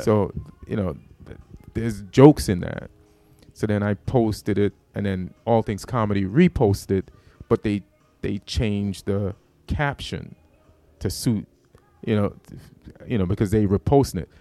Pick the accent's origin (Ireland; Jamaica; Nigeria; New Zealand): Jamaica; moved away; also born or lived in New York; I'm from Jamaica, so that material was about me being Jamaican.